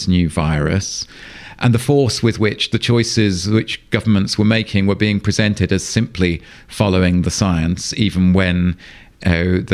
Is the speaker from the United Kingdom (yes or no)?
yes; England, United Kingdom; moved away as an adult; now in Sweden; as you can probably hear, I grew up in England. I've lived for the last 11 years in Sweden